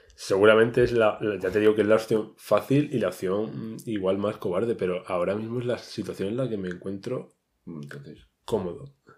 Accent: Region of Murcia, Spain; moved away as an adult; now in Madrid, Spain; soy un pobrecito murciano que se ha venido a buscarse aquí la vida

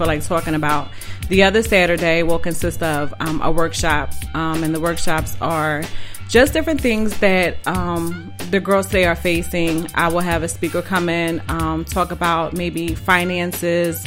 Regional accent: Philadelphia, Pennsylvania, United States; Born and raised in Philadelphia.

